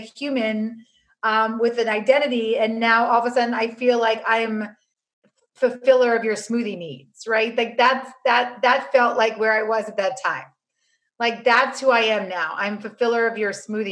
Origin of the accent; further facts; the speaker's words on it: New York City, New York, United States; I grew up on Avenue C and 14th Street